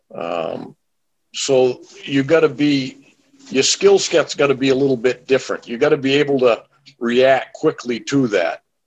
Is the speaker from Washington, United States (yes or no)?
no; southern Maine, United States; I'm from Maine, grew up in Maine